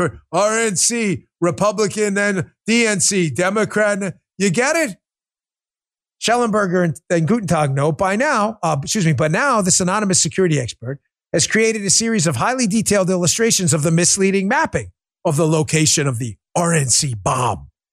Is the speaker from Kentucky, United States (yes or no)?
no; New York, United States; moved away; It's my home state. I grew up there